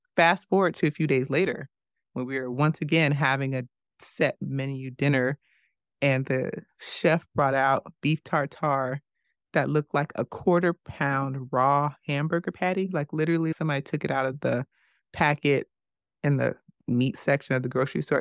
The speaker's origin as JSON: {"language": "English", "country": "United States", "said": "As an American"}